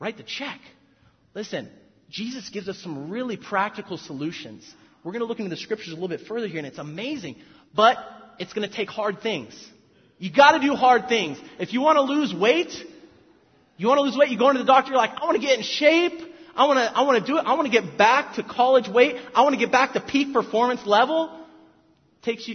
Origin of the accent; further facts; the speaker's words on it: South Orange County, California, United States; I'm from South Orange County